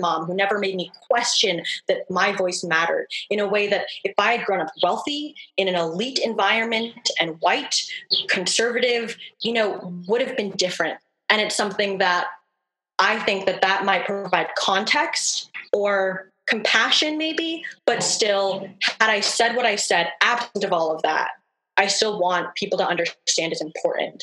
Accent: New Haven, Connecticut, United States; I grew up in urban poverty in lower class New Haven, Connecticut

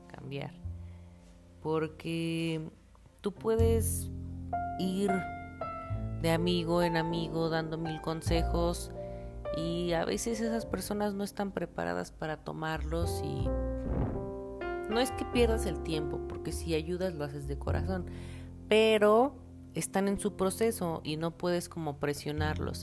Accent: Mexico; also born or lived in El Salvador; Yo nací aquí en México, pero me fui a vivir un tiempo a El Salvador

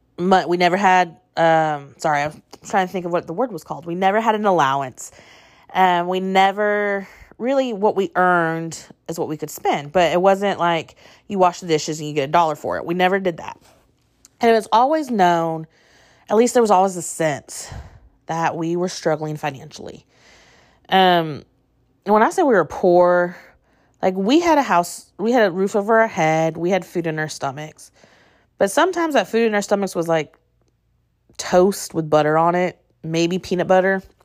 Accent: northern Indiana, United States; also born or lived in Purdue University, Indiana; I grew up in what I would say was a small town, U S A, in northern Indiana

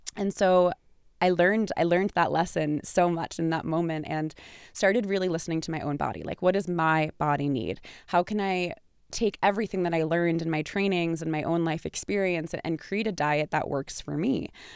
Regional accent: New York, United States; I'm from New York

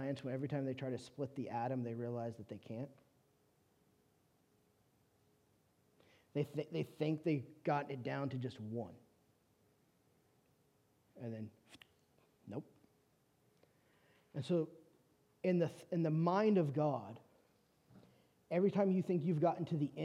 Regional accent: California, United States; moved away as an adult; now in Shreveport, United States; I'm from California

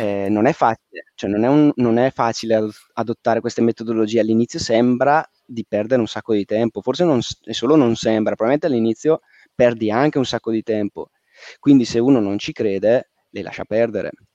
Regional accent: Valle Camonica, Lombardy, Italy; also born or lived in Milan; Io sono originario, zona di provincia, sono originario della Valle Camonica

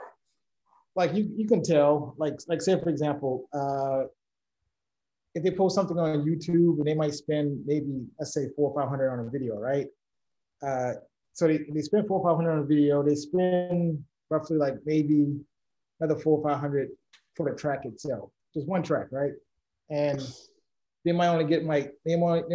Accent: New Orleans, Louisiana, United States; we are from New Orleans

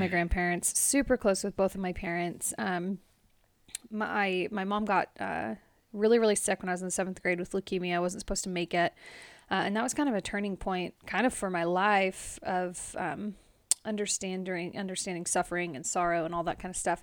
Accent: Modesto, California, United States; moved away; born and raised in Modesto, California

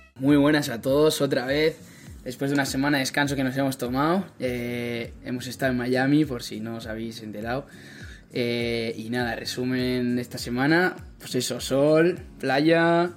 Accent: San Sebastián, Basque Country, Spain; moved away as an adult; now in Milwaukee, United States; yo como soy de Donosti, de Sebastián

